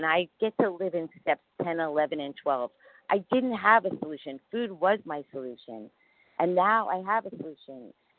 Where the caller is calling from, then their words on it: New York City, New York, United States; and I'm calling from New York City. We live in Costa Rica. We moved to Costa Rica a year ago, but we're visiting family, so I'm currently in New York City.